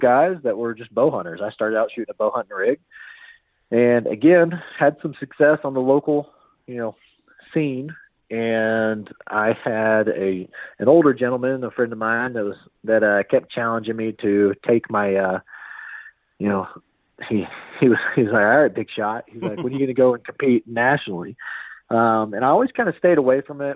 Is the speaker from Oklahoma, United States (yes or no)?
yes; Norman, Oklahoma, United States; I am from Norman, Oklahoma, otherwise known as God's Country